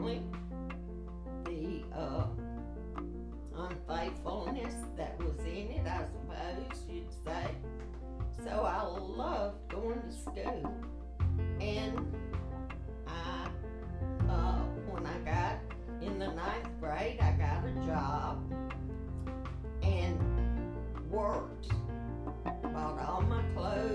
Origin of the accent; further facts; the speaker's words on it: Kosciusko, Mississippi, United States; I was born in Kosciuszko, Mississippi